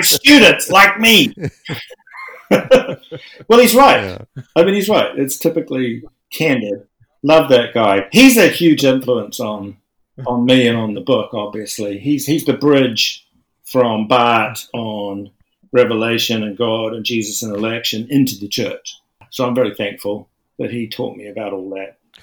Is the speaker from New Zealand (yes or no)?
yes; New Zealand; I'm a New Zealander, which is very, very secular. And I went to church schools and stuff